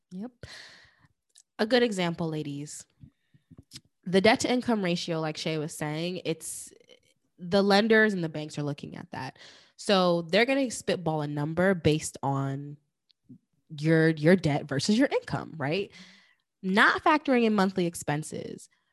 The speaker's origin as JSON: {"language": "English", "region": "New York", "country": "United States", "moved": "as an adult", "lives_now": "New Jersey, United States", "said": "I'm from New York, but I actually, um, bought my place in Jersey."}